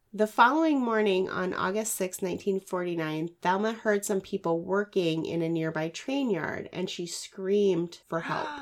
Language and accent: English; Washington, United States; my home state of Washington